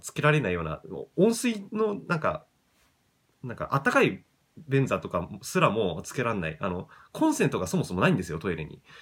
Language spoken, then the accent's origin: Japanese; Japan; 地元が東京に近くていい立地ではあるんですけど